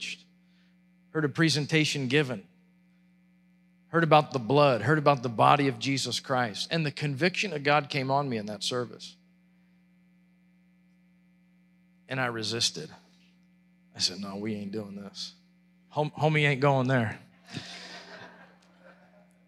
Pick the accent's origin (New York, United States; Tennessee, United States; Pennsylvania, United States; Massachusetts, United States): Pennsylvania, United States; Perry County, central; I was born and raised in Perry County, central Pennsylvania.